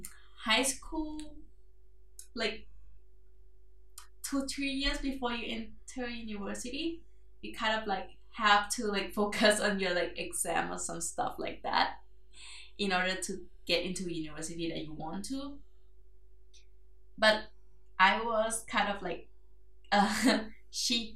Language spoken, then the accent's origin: English; Thailand; also born or lived in Bangkok; I'm from Thailand, everyone. That's my secret actually. And actually I came from countryside of Thailand